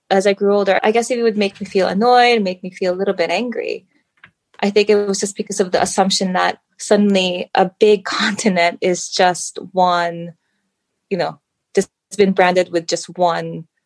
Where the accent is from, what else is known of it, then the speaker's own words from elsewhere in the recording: United States; born there; now in United Kingdom; I was born in the US, but we moved around a lot growing up as a kid. I've lived in a few different places, but because my family is Filipino